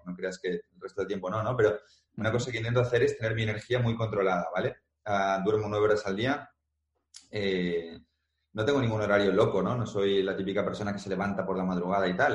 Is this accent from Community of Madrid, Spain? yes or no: yes; Madrid, Community of Madrid, Spain; yo soy de Madrid